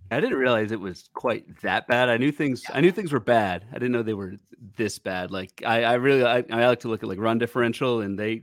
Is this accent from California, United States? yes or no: no; Virginia, United States; I'm not from Texas, but I'm from Virginia